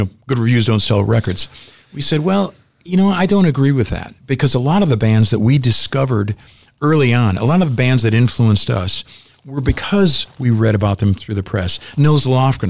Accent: Zion, Illinois, United States; Growing up in Zion

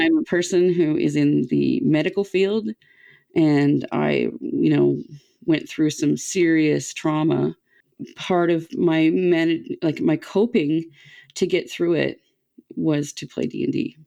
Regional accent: Canada; as a Canadian kid

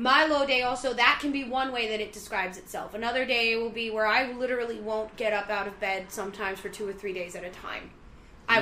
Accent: New York, United States; we're from New York.

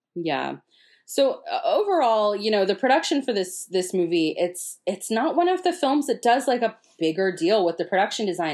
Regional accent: Florida, United States; I'm from Florida

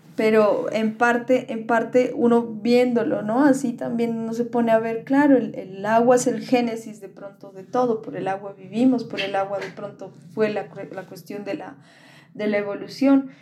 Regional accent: Pasto, Nariño, Colombia; also born or lived in Popayán, Colombia; nos viniéramos a vivir acá, Pasto

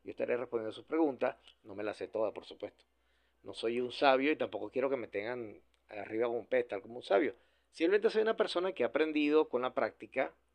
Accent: Venezuela; Yo seguiré en Venezuela, en mi centro de operaciones, aquí seguiré en mi país trabajando

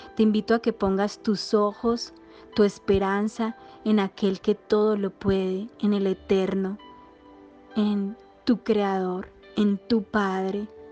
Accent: Colombia; now in Medellín, Colombia; colombiana, actriz, cuentera, cuentacuentos y cantante

